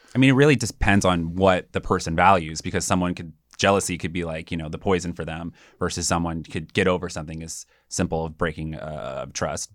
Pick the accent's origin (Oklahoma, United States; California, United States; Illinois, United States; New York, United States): California, United States; South Pasadena; I grew up in South Pasadena, which is a small little suburb outside of Los Angeles